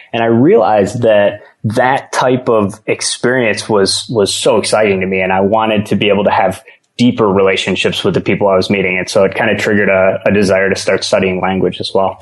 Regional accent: Michigan, United States; moved away; I'm from Michigan originally

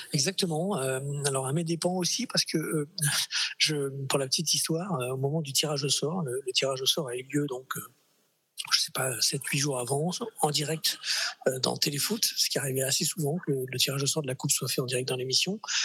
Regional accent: Clermont-Ferrand, Auvergne-Rhône-Alpes, France; moved away as an adult; also born or lived in Paris; mais je suis clermontois de cœur. J'y ai fait mes études. Je suis arrivé à l'âge de, de, 12 ans. J'en suis parti à 23

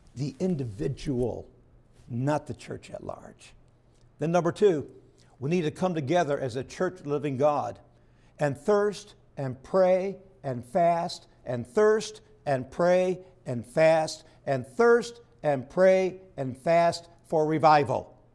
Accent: Perry, New York, United States; I grew up in Perry, New York, which is not too far from Houghton, New York

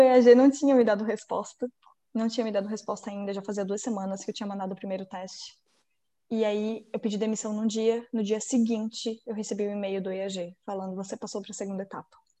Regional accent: Florianópolis, Santa Catarina, Brazil; also born or lived in Joaçaba, Santa Catarina; Eu nasci em Joaçaba, que é uma cidade em Santa Catarina, que fica mais. é meio oeste, assim, de Santa Catarina. E daí eu vim para Floripa com, na verdade, 40 dias de vida

